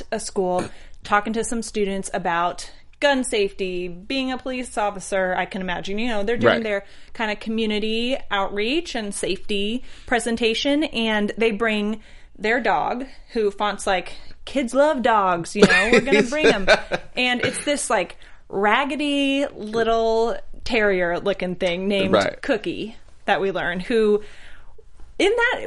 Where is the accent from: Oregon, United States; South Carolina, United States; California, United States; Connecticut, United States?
California, United States; I'm a Californian